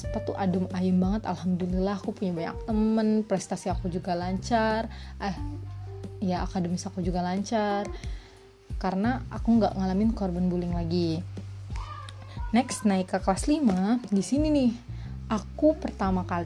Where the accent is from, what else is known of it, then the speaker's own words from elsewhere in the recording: Subang, West Java, Indonesia; born there; Aku lahir di Subang 13 Januari 2001